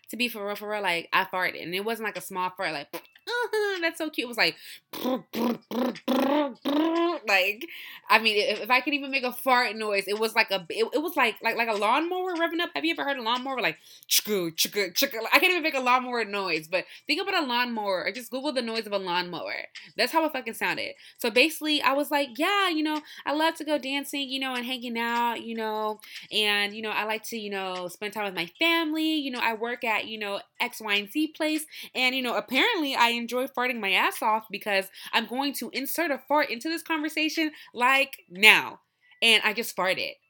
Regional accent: Nigeria; I love my people. I love Nigerian people. I love being Nigerian.

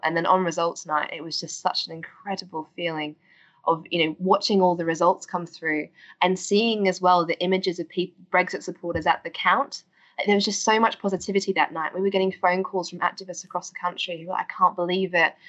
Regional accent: Australia; now in United Kingdom; as you can hear from my accent, I'm originally from Australia, and um, summers aren't exactly grey and rainy where I'm from.

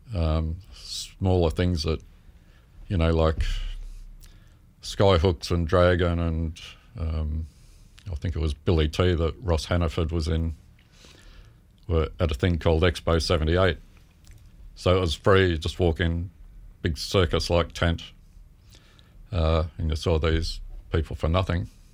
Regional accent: Melbourne, Victoria, Australia; moved away as an adult; also born or lived in Carlton / Ashburton / Moorabbin; I was born in Melbourne.

